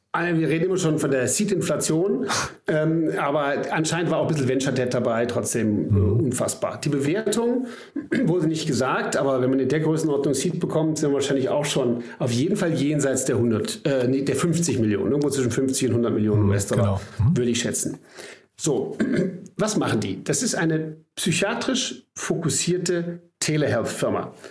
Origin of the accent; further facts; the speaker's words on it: Germany; wir beide als Deutsche